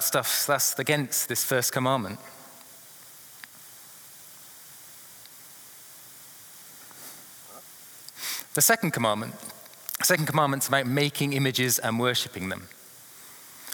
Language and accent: English; England, United Kingdom; being an Englishman